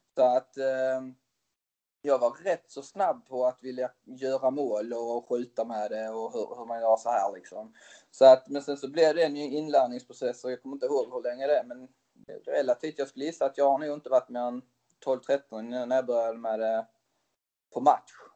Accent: Tyringe, Skåne, Sweden; also born or lived in Switzerland; jag är uppväxt i Tyringe som är en liten ort utanför uh, Hässleholm

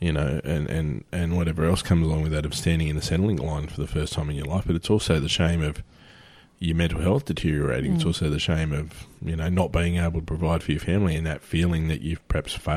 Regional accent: Australia; everyone knows we're Australian

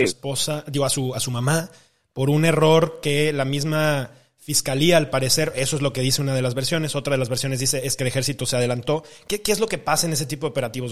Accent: Mexico; como mexicanos

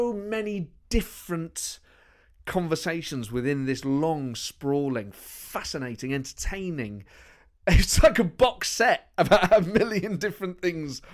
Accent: Nottingham, East Midlands, United Kingdom; The East Midlands. I'm from Nottingham.

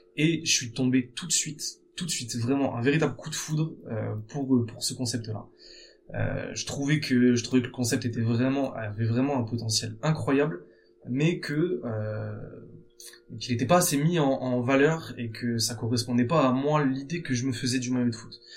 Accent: Bordeaux, Nouvelle-Aquitaine, France; je suis originaire de Bordeaux

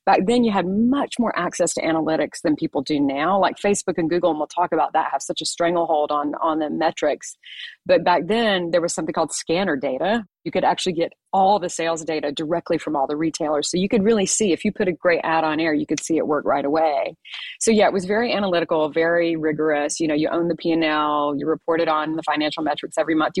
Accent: Atlanta, Georgia, United States; I'm actually from Atlanta, by the way, which is where I am right now

